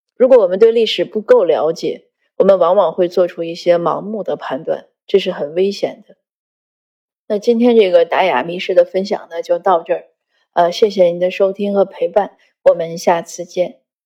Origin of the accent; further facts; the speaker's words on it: northern China, China; 我故乡是在北方，很大的雪